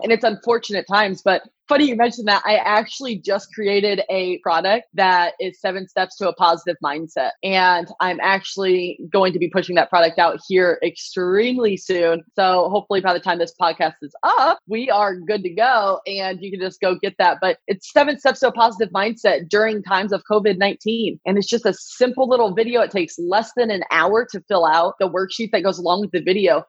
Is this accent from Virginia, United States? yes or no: no; Iowa, United States; I was born and raised in Iowa